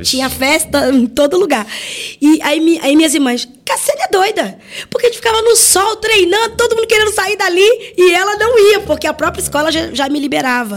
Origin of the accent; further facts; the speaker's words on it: Rio de Janeiro, Brazil; eu sou carioca